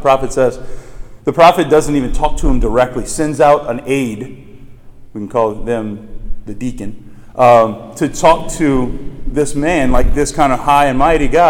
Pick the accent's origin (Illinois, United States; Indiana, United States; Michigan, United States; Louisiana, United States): Louisiana, United States; New Orleans; Like, I come from New Orleans where we have like the Lake Pontchartrain in the Mississippi